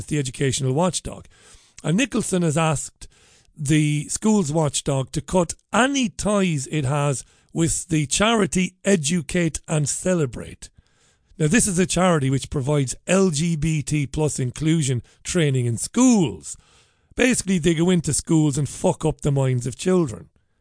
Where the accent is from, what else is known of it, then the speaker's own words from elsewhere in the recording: Ireland; now in United Kingdom; I'm an immigrant. I am. I'm an Irishman. Proud Irishman. I'm Irish to my bone marrow.